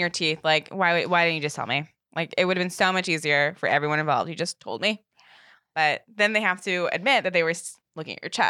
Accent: Northern Virginia, United States; I'm from Northern Virginia.

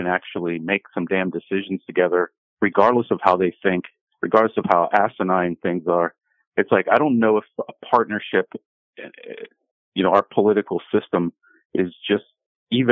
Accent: Pittsburgh, Pennsylvania, United States; moved away; I'm from PA. So, you know, I'm from Pittsburgh.

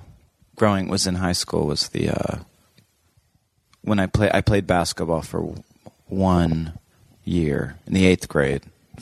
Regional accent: British Columbia, Canada; moved away; also born or lived in Los Angeles; I grew up in British Columbia, Canada.

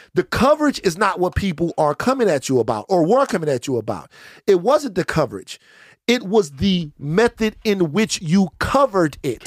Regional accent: Baton Rouge, Louisiana, United States; moved away; I'm from South Baton Rouge

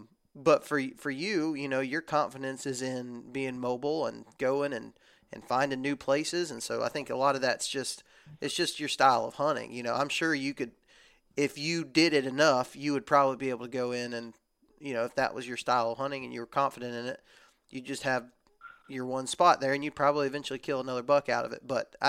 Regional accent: Texas, United States; born or raised there

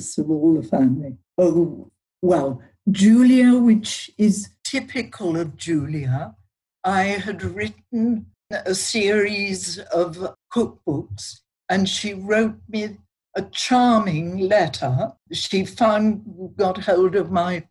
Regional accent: Yorkshire and the Humber, United Kingdom; moved away; I come from Yorkshire.

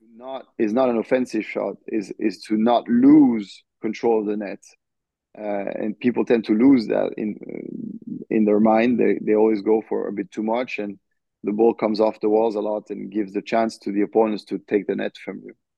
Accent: France; now in United States; representing France, you know, hmm. representing mm. my home country

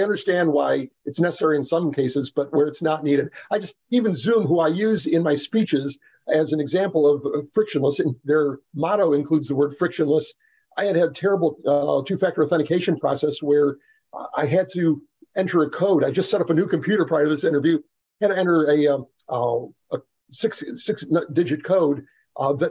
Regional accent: Texas, United States; I'm from Texas

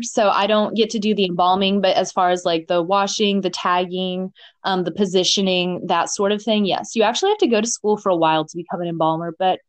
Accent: Coral Springs, Florida, United States; I was from the Parkland, like Coral Springs, Miramar, Coconut Creek area.

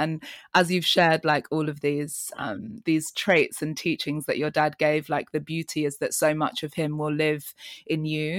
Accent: Kampala, Central Region, Uganda; you're another one of my artist friends who has been to my hometown, Uganda, Kampala.

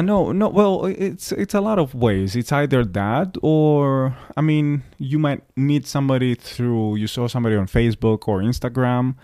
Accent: Greece; moved away as an adult; now in New York, United States; when I moved from Greece

